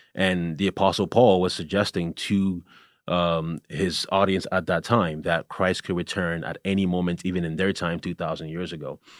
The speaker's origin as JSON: {"language": "English", "country": "Canada", "moved": "yes", "said": "I'm originally from Canada"}